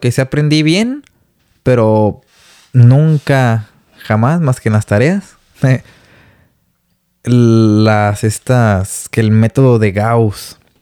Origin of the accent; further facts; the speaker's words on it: Guadalajara, Jalisco, Mexico; moved away as an adult; now in Vancouver, Canada; Soy de Guadalajara, Jalisco, cerca de el fraccionamiento